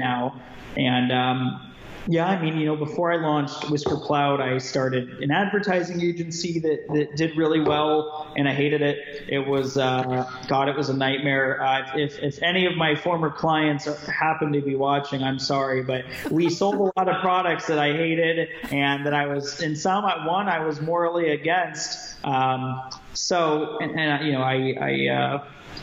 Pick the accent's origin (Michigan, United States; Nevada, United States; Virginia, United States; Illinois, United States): Nevada, United States; Las Vegas; moved away as an adult; now in Southern California, United States; I was born and raised in Las Vegas, Nevada